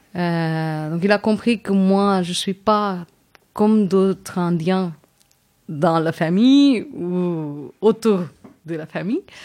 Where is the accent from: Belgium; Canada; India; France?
India; Chennai, Tamil Nadu; French is a second language; moved away; also born or lived in Kerala; je viens d'une ville qui s'appelle Chennai, qui est capitale de Tamil Nadu, qui est la région plus grande au sud de l'Inde